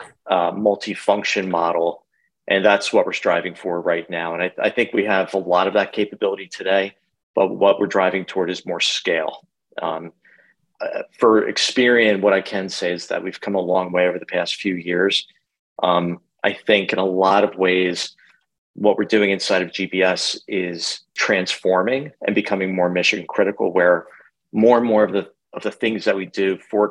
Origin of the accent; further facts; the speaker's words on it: New Jersey, United States; moved away as an adult; also born or lived in New York; now in Philadelphia, United States; So I'm born and raised in New Jersey. Lived there for, 40 years or so, 40 plus years